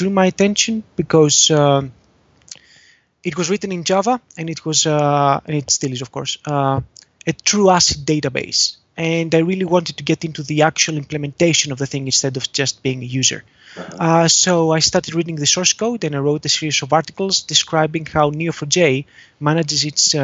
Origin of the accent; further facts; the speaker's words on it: Athens, Attica, Greece; I come from Athens, Greece